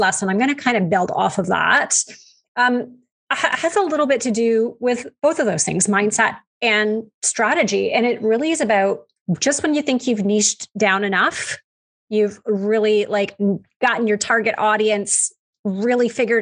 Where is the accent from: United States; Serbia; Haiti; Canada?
Canada; We say niches because we're Canadian. That's how we pronounce it up here